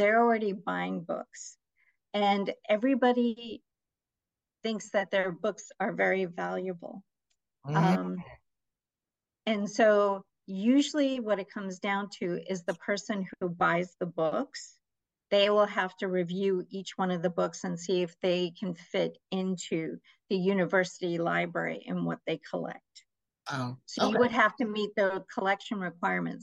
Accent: New York, United States; also born or lived in Nawabganj, India / Michigan; I was born in Nawabganj, India, but I was raised mostly in America. I came to America when I was 3 years old. So we started out in Michigan. And then most of my life, I've been in New York, Queens, New York

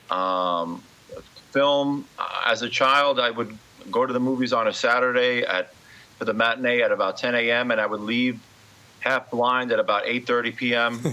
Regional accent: New York City, New York, United States; also born or lived in Brooklyn, New York / Ridgewood, Queens; I was born uh, in Brooklyn, but raised in Queens

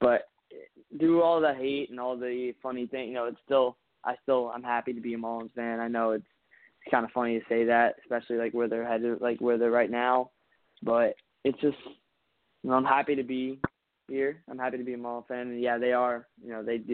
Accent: South Florida, United States; I was born down here in the South Florida area.

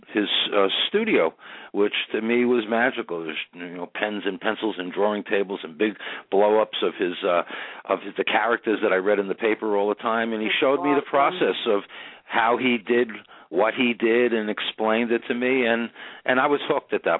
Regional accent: New York City, New York, United States; Grew up in Queens, New York, in a town called Howard Beach

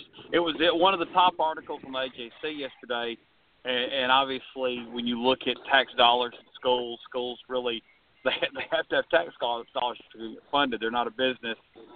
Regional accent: Clayton County, Georgia, United States; I born and raised in Clayton County.

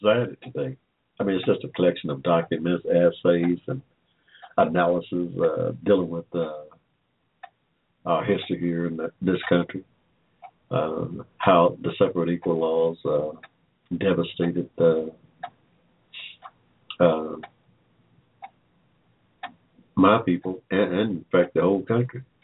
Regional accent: Henry County, Georgia, United States; I was born here in Georgia in 1945

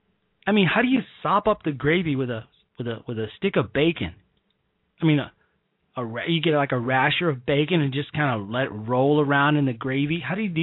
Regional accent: Chicago, Illinois, United States; my hometown and the great city of Chicago

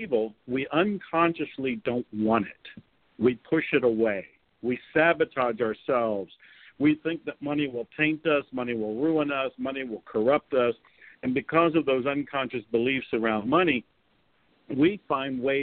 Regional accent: Ohio, United States; I was raised in Ohio here in America

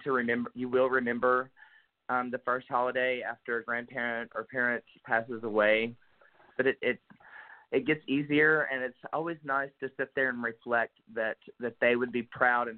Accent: Pocahontas, Arkansas, United States; Born and raised in Pocahontas, Arkansas

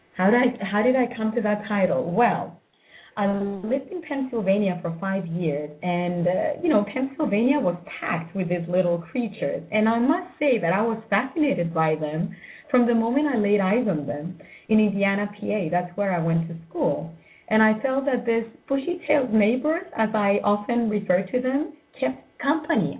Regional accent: Cyprus; moved away; also born or lived in United States; moving to Cyprus, which is my home country after so many years

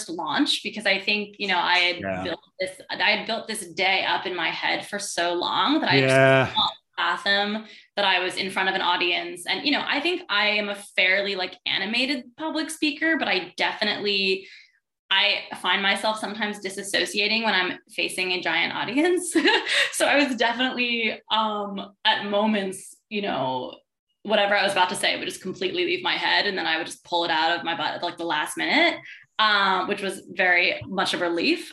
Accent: Manhattan and Westchester County, New York, United States; also born or lived in Brooklyn, New York; I grew up partly in Manhattan, partly in Westchester County, upstate New York, an hour upstate

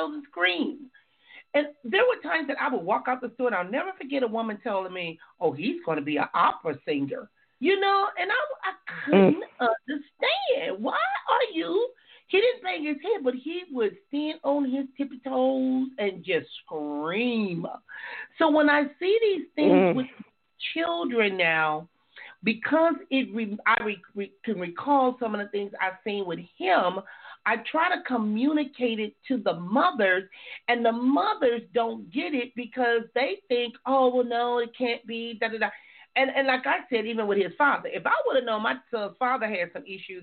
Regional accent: Compton, California, United States; my growing up in Compton

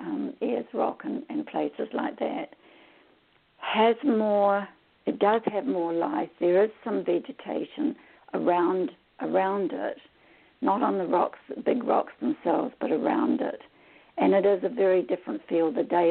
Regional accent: Samoa; But I also travelled as a child. I was brought up in Western Samoa for several years.

